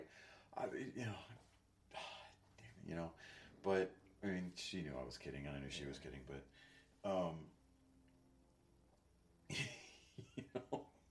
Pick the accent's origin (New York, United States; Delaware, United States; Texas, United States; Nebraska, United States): Texas, United States; moved away; I'm a white kid coming from Texas.